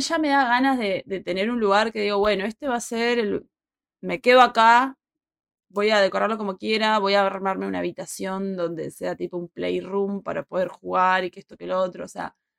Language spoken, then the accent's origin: Spanish; Puerto Madryn, Chubut, Argentina; moved away; also born or lived in Buenos Aires / Madrid / Peru; ya me fui de mi ciudad, yo desde Puerto Madryn a vivir a Buenos Aires